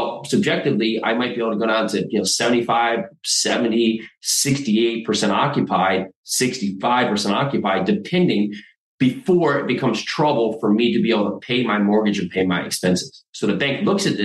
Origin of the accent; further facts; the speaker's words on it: New Jersey, United States; moved away as an adult; also born or lived in New York City; now in Tennessee, United States; So I'm in Tennessee now. I grew up in New Jersey.